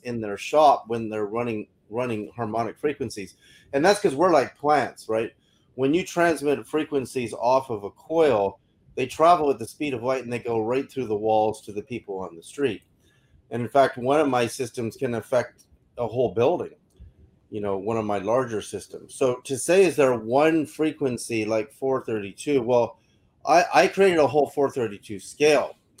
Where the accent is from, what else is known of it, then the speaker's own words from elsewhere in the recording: Berkeley, California, United States; I remember growing up in Berkeley, California in the 60s